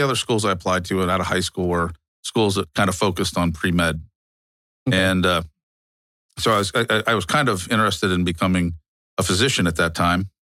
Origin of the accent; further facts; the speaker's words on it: Pittsburgh, Pennsylvania, United States; moved away as an adult; now in San Antonio, United States; the environment I grew up in Pittsburgh.